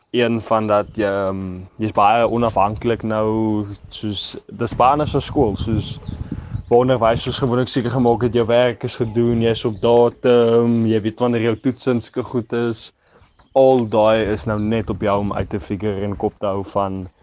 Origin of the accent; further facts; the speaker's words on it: Port Elizabeth, Eastern Cape, South Africa; also born or lived in Bloubergstrand, Cape Town / Stellenbosch; now in Cape Town, South Africa; ek kom oorspronklik van PE af